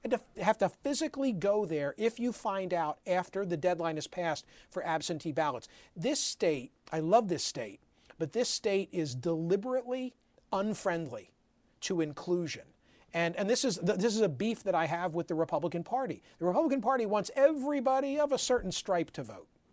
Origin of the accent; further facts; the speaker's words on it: Doylestown, Pennsylvania, United States; also born or lived in Lehigh Valley, Pennsylvania / Philadelphia, Pennsylvania / Montgomery County, Pennsylvania; I grew up in Doylestown in Bucks County